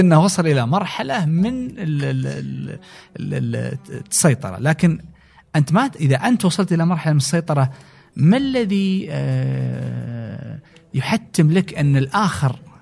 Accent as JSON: {"language": "Arabic", "country": "Saudi Arabia", "also_born_or_lived": "United States", "said": "اني انا ابن البلد"}